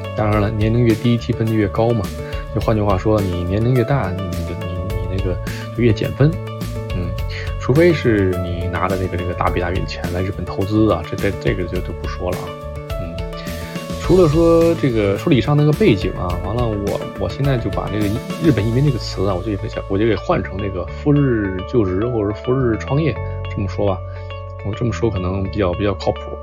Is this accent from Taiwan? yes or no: no; China; now in Japan; 因为我是中国人